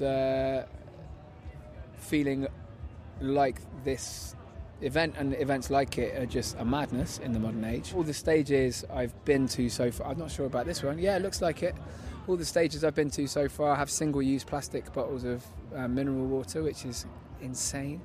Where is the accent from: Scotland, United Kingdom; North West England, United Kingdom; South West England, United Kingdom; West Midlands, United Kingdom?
South West England, United Kingdom; Bristol; I'm a spoken word artist, multi-instrumentalist, singer, and I come from Bristol